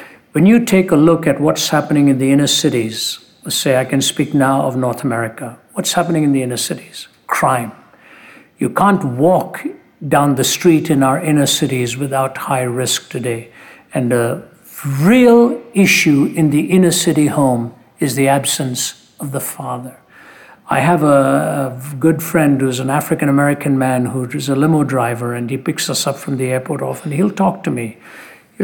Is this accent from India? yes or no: yes; India; When I was born in India